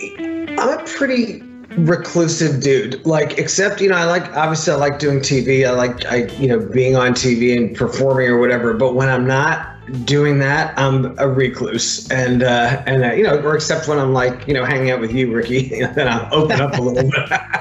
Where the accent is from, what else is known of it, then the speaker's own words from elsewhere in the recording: New York City, New York, United States; moved away; also born or lived in Los Angeles, California; I was born in New York City. I've lived in LA most of my adult life, so I'm definitely what you call like a big city coastal guy.